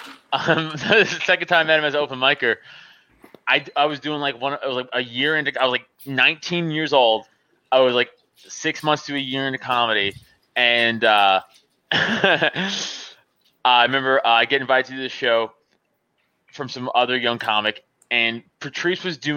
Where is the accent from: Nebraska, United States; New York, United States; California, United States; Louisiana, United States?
New York, United States; New York City; moved away as an adult; now in Pennsylvania, United States; I'm Staten Island fucking raised, you know, so I'm a New Yorker